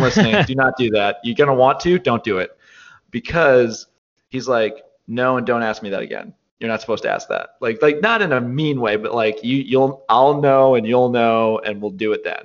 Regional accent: Olean, New York, United States; I'm from Olean.

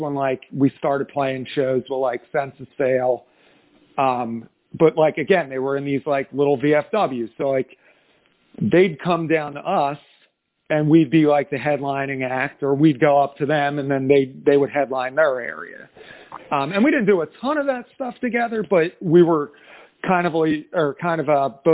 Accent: New Jersey, United States; I am from South Jersey, so we sit right in between Philadelphia and Atlantic City

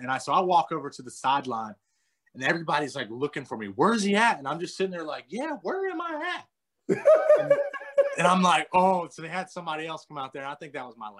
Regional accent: North Carolina, United States; Yeah, so we actually lived 10 minutes from the Speedway, 15 minutes from the Speedway.

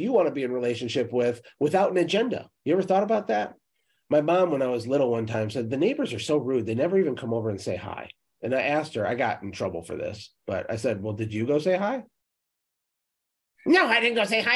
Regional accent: Michigan, United States; I'm from Michigan

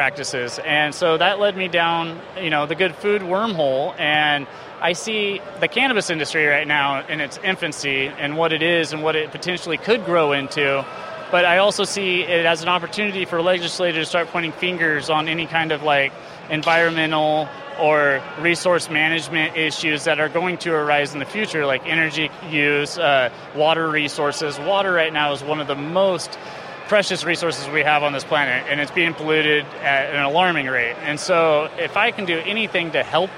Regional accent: Monmouth, Oregon, United States; I'm from Monmouth

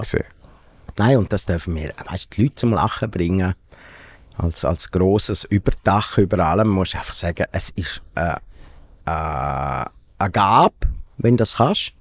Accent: Domleschg, Graubünden, Switzerland; irgendwo im Kanton Graubünden, im Domlesk, wo ich aufgewachsen bin

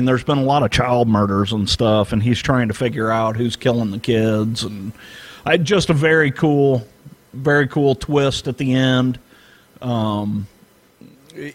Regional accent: St. Louis, Missouri, United States; I grew up in St. Louis.

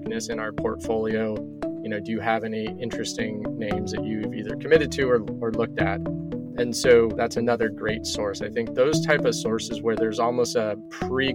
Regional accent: California, United States; also born or lived in Bay Area / Oakland / Los Angeles; I've been California, born and raised my entire life. So originally born in the Bay Area.

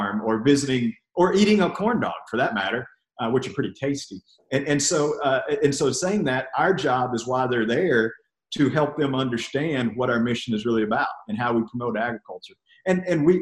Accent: College Station, Texas, United States; also born or lived in Bell County, Texas; I grew up in Brazos County, which is about 80 miles down the road, which is actually where Texas A&M University is

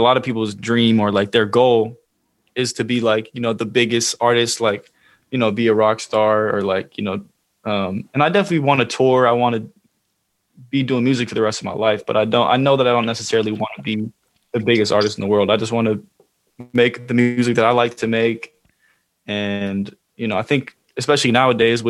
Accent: Oakland, California, United States; I'm from the Bay Area. I'm from Oakland

